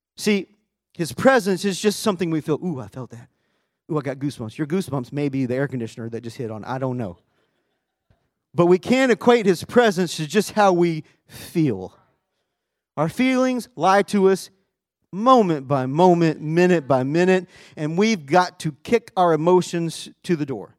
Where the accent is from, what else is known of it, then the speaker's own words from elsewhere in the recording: Arkansas, United States; now in Texas, United States; my home is Texas, but my family home is in Arkansas.